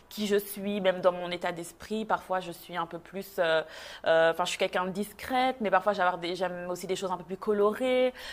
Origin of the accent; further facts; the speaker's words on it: Belgium; moved away as an adult; now in Montreal, Canada; moi, je suis née, j'ai grandi en Belgique. Je suis d'origine congolaise. Et euh, il y a presque neuf ans maintenant, avec euh, mon mari, on a décidé de quitter la Belgique pour s'installer euh, à Montréal.